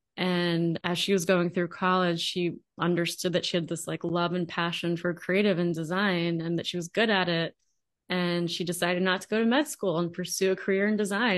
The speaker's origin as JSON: {"language": "English", "area": "Long Island", "region": "New York", "country": "United States", "tie": "born or raised there", "also_born_or_lived": "Manhattan, New York / New Jersey / Georgia", "moved": "as an adult", "lives_now": "Austin, United States", "said": "I spent the majority of my growing up years in New York, on Long Island"}